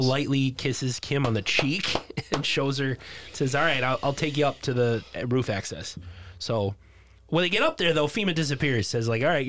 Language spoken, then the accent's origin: English; Boston, Massachusetts, United States; accent: Boston; I'm slipping back into my Boston accent.